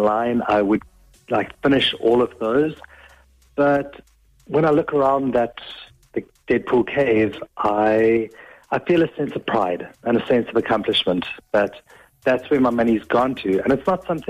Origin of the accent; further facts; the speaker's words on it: South Africa; moved away as an adult; now in Offaly, Ireland; I'm from South Africa originally, and we moved over in the peak of the pandemic